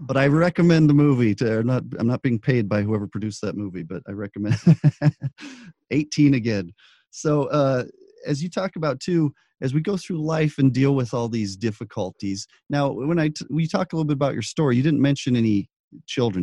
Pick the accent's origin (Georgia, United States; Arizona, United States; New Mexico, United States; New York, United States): New Mexico, United States; Albuquerque; I grew up in Albuquerque